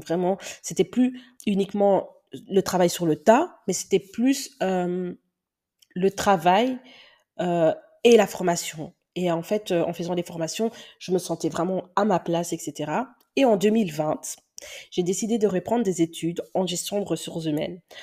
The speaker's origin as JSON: {"language": "French", "country": "Belgium", "accent": "Belgian", "said": "C'est peut-être pour ça que vous entendez mon accent belge. Ouais, il est vraiment belge."}